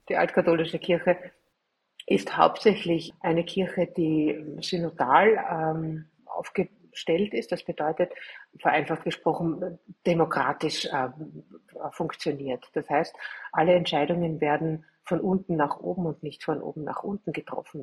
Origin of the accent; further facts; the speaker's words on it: Austria; bei uns in Österreich